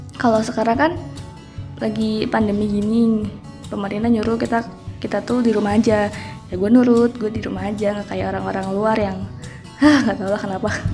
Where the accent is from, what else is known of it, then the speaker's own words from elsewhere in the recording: Cirebon, West Java, Indonesia; asal gua dari Cirebon